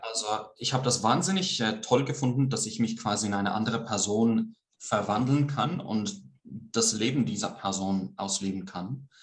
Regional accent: Greece; accent: Swiss; first language Swiss German and Greek; moved away as an adult; also born or lived in Switzerland / London, United Kingdom; now in Almada, Portugal; ich bin halb Grieche, halb Schweizer. Äh, ich bin zwar hauptsächlich in Griechenland aufgewachsen, mhm. aber ich bin äh, Muttersprachler in beiden Sprachen, also Schweizerdeutsch, nicht Hochdeutsch

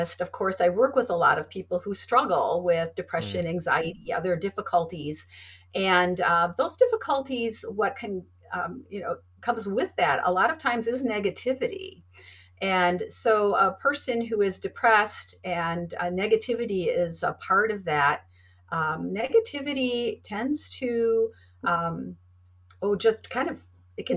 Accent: Wisconsin, United States; I'm from Wisconsin originally

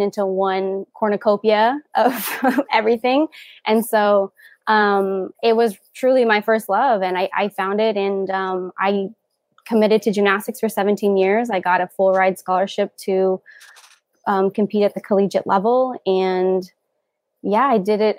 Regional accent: Covina, California, United States; also born or lived in Iowa; I am from Covina, California

